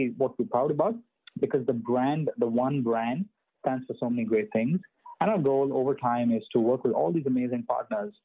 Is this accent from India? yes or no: yes; India; when I was growing up in India